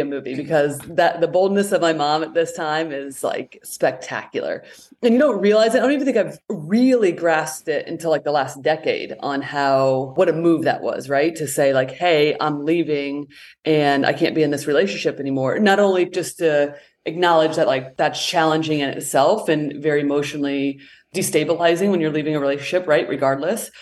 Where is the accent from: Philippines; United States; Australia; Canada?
United States; Indiana; I have an older brother, about 18 months older than I am, grew up in Indiana